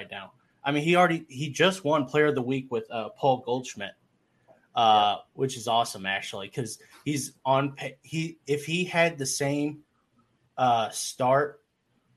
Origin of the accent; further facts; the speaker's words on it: Texas Rangers fan country, United States; I grew up in Ranger, you know, fan country